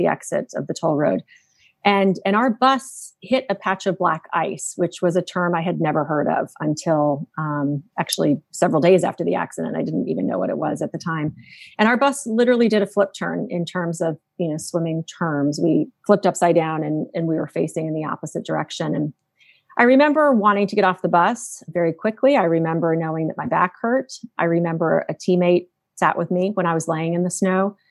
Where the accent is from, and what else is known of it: Phoenix, Arizona, United States; born or raised there